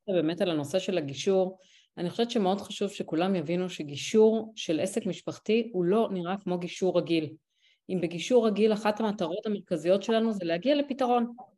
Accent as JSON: {"language": "Hebrew", "country": "Israel"}